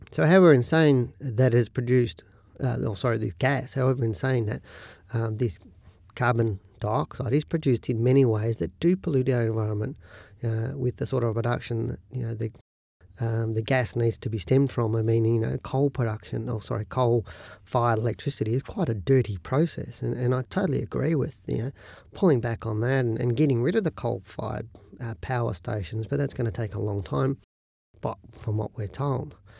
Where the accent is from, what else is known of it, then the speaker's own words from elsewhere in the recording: Australia; We're Australian